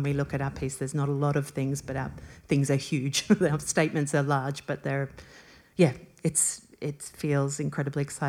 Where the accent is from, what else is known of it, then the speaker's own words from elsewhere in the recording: Australia; we're both from Australia